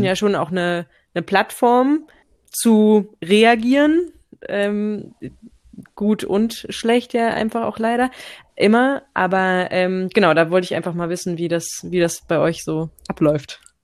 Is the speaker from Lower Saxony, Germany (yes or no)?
yes; Lower Saxony, Germany; moved away as an adult; also born or lived in Berlin; ich bin groß geworden in Niedersachsen